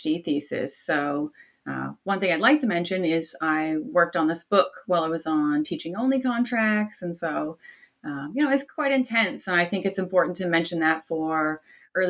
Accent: Canada; now in Australia; I'm Canadian by origin

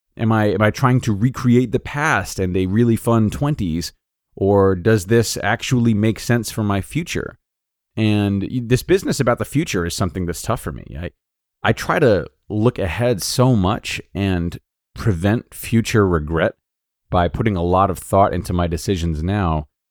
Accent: Rhode Island, United States; moved away as an adult; also born or lived in Los Angeles; I am from Rhode Island

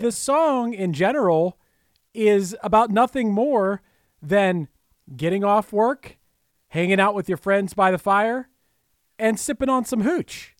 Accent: United States; I'm American. I can refer to myself as American basketball player

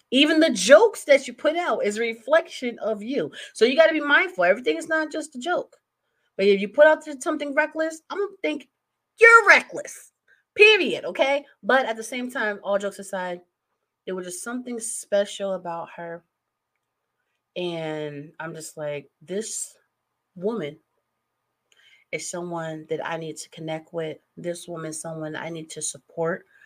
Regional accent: New Jersey, United States; also born or lived in California; now in Maryland, United States; I'm originally from Jersey, um, but I also live the bi coastal life.

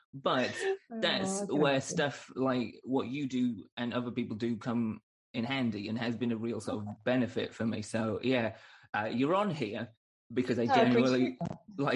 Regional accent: Northern England, United Kingdom; moved away as an adult; now in United States; back in Northern England

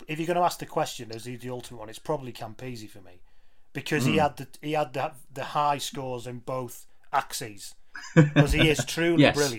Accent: England, United Kingdom; I'm English

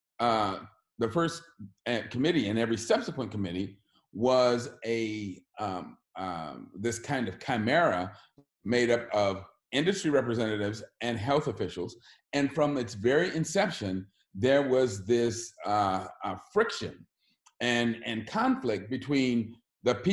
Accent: Oakland, California, United States; I grew up in Oakland, California

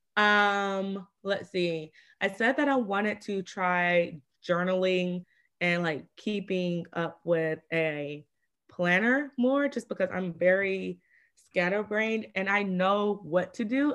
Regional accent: Atlanta, Georgia, United States; I'm from Atlanta

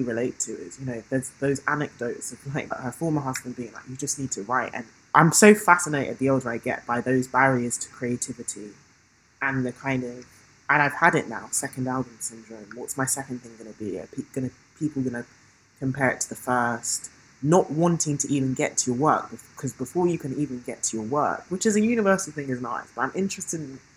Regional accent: London, United Kingdom; accent: British; growing up in London in the 21st century

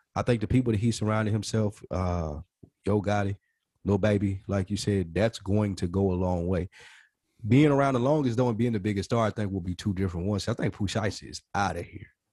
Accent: the South, United States; We're from the South.

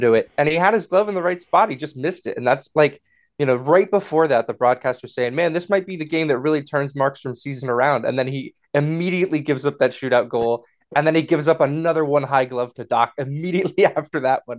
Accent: Connecticut, United States; I'm from Connecticut

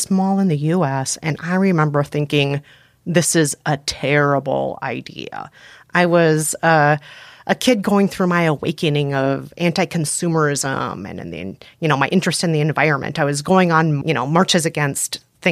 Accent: Bloomington, Minnesota, United States; I grew up primarily in Bloomington, Minnesota

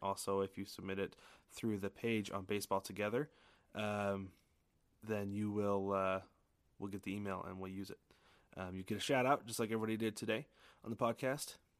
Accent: Portland, Oregon, United States; I grew up in the Portland, Oregon area

